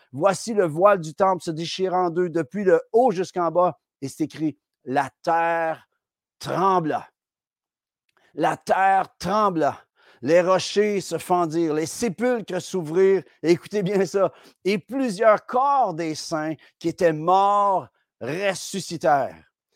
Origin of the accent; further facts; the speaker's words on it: Quebec, Canada; en tant que Québécois